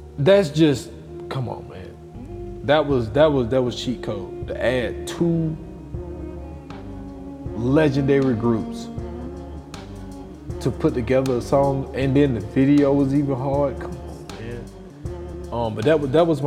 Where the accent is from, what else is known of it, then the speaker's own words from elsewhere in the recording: the South, United States; I'm from the South